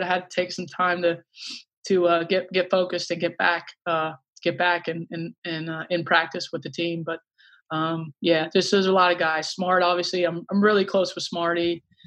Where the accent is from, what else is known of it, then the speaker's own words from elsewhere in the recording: Alexandria, Virginia, United States; moved away; I grew up in Alexandria, Virginia, right outside D C